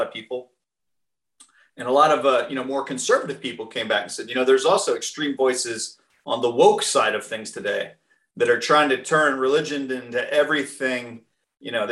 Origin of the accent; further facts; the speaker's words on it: New England, United States; moved away; also born or lived in Southern United States; I was raised Baptist in New England, and then I moved to the South